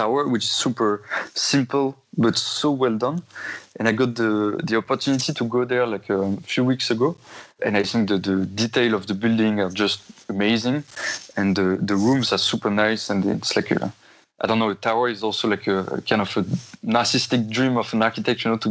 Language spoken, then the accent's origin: English; Normandy, France; moved away as an adult; also born or lived in central France / Porto, Portugal; now in Copenhagen, Denmark; from France, I'm coming from Normandy, which is a super raining region in France